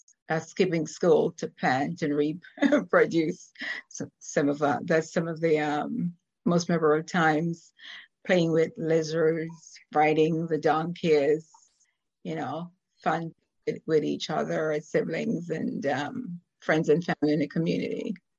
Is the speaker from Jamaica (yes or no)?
yes; Jamaica; now in Orlando, United States; I'm originally from Jamaica. I currently reside in Orlando, Florida.